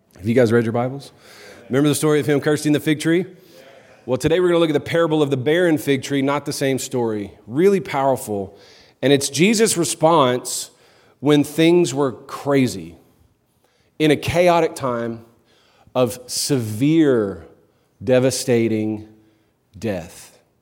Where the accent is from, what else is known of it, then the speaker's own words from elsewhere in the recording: New Orleans, Louisiana, United States; now in Clarksville, United States; I'm from New Orleans originally